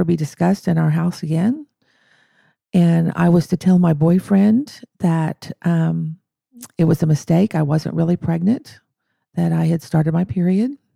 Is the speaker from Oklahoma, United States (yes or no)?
yes; Madill, Oklahoma, United States; I grew up in Medill, um, uh, which is just a few miles from Durant